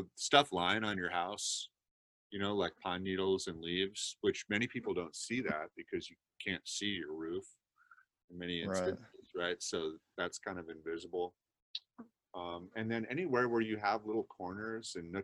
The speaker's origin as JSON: {"language": "English", "region": "Minnesota", "country": "United States", "tie": "born or raised there", "also_born_or_lived": "Germany", "said": "my house where I grew up in Minnesota"}